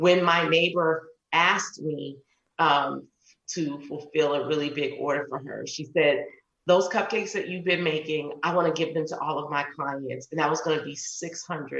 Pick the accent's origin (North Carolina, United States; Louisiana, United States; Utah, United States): Louisiana, United States; New Orleans; I'm from New Orleans.